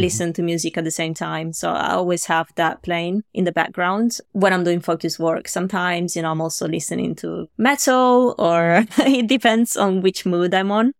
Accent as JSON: {"language": "English", "country": "Italy", "moved": "as an adult", "lives_now": "London, United Kingdom", "said": "I'm from Italy originally"}